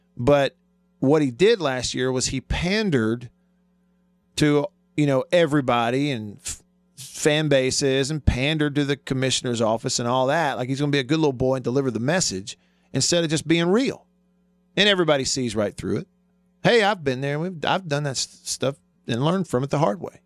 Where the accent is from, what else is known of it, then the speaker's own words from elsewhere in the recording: Alabama, United States; moved away; also born or lived in Mississippi; Alabama's my home state.